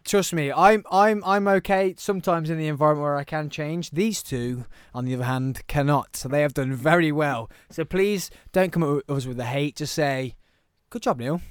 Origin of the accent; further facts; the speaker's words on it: Birmingham, West Midlands, United Kingdom; also born or lived in Truro, Cornwall; I'm definitely from Birmingham.